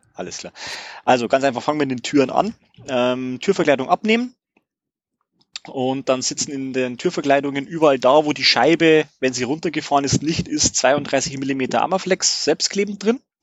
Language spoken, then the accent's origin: German; Regensburg, Bavaria, Germany; ich komme aus Regensburg